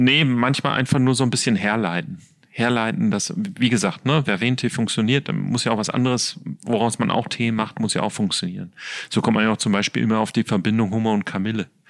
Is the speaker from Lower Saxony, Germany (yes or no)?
no; Ruhr area, North Rhine-Westphalia, Germany; Ich komme ja aus dem Ruhrgebiet